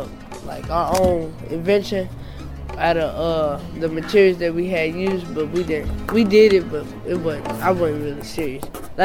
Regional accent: Atlanta, Georgia, United States; moved away; I'm born from Atlanta, originally Atlanta, Georgia

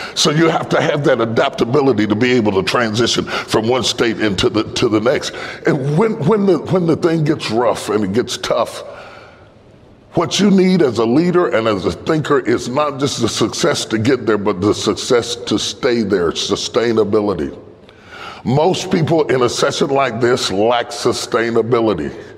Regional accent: West Virginia, United States; I'm from West Virginia

